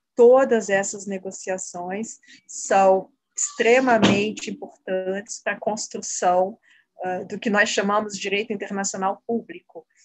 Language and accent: Portuguese; Brazil; como brasileiros e brasileiras